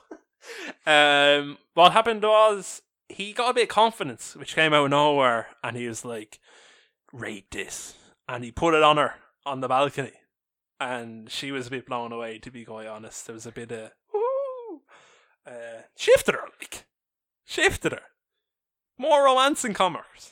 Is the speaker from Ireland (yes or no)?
yes; Ireland; We are big Irish